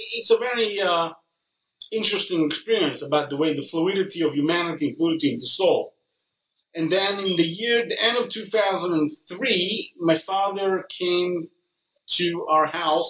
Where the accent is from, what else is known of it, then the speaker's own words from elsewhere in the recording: Israel; born there; I was born here in Israel, and the interesting thing is that I had a fantasy, actually, as a child to work here in the center.